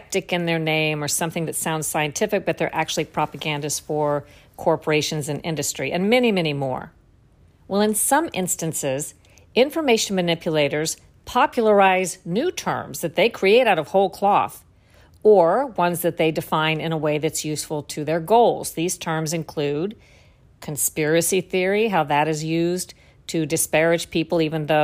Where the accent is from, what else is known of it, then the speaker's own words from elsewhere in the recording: Florida, United States; I grew up in Florida, worked in the news business in Florida